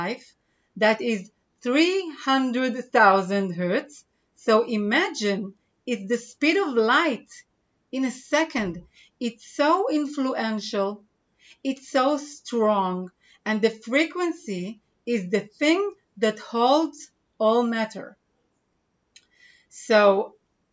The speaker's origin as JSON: {"language": "English", "country": "Israel", "second_language": "English", "said": "I'm from Israel"}